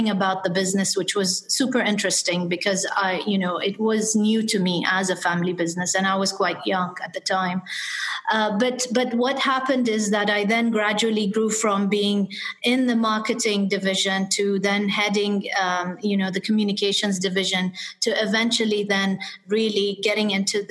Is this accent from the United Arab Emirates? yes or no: yes; Dubai, United Arab Emirates; also born or lived in United Kingdom / London; I was born and brought up in Dubai, and I did spend some of my time between the UAE and the UK because my father was a diplomat